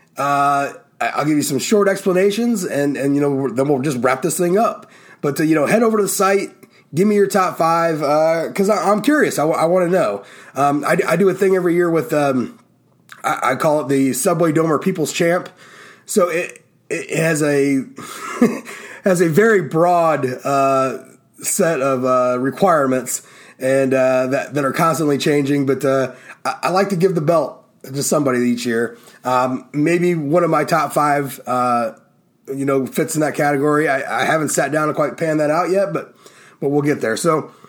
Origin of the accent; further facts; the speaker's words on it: Ohio, United States; My home state